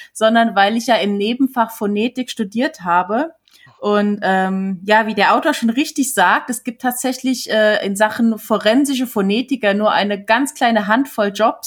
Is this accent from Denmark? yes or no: no; Switzerland; als äh, Schweizerin